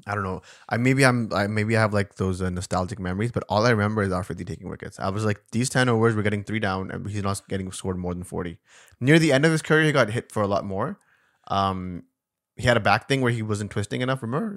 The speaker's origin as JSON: {"language": "English", "town": "Karachi", "region": "Sindh", "country": "Pakistan", "tie": "born or raised there", "moved": "yes"}